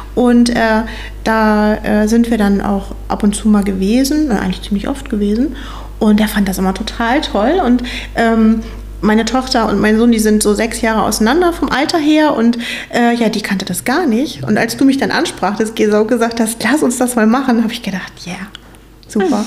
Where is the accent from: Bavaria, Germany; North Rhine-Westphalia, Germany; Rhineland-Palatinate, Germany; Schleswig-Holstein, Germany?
Schleswig-Holstein, Germany; Meilsdorf; Ich komme ursprünglich auch aus Meilsdorf, also bin schon mein ganzes Leben hier in der Gemeinde, bin hier aufgewachsen.